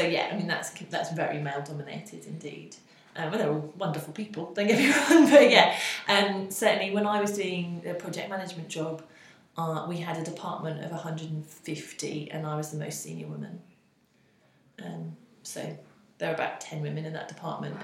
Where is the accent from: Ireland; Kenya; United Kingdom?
United Kingdom; South Norfolk, East of England; I grew up in South Norfolk